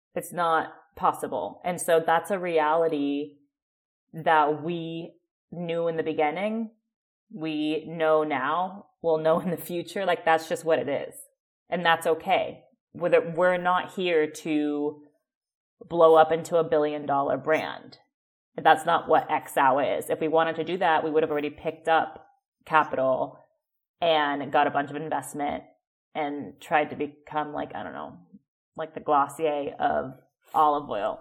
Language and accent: English; Oakland, California, United States; moved away; also born or lived in Calabria, Italy / Austin, Texas; I am originally from Oakland, California